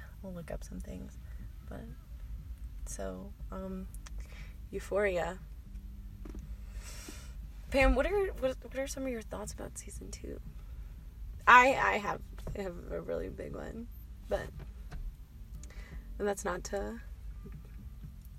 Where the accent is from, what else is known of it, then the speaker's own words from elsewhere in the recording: Wheat Ridge, Colorado, United States; also born or lived in Denver, Colorado; I'm from Wheat Ridge. That's where I was born.